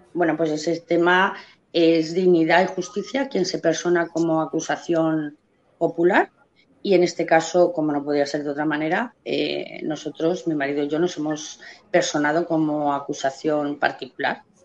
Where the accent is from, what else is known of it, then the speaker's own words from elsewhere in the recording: Spain; como madre como española, como ciudadana española, porque lo soy a mucha honra